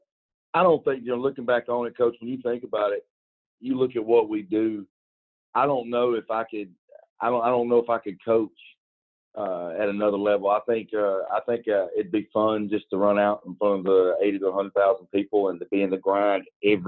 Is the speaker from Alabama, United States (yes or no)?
yes; Alabama, United States; now in Georgia, United States; I'm from Alabama